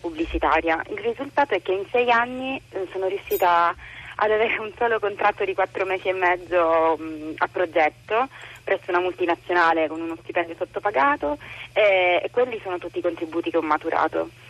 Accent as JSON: {"language": "Italian", "town": "Catania", "region": "Sicily", "country": "Italy", "moved": "yes", "lives_now": "Rome, Italy", "said": "Sono di Catania, vivo a Roma"}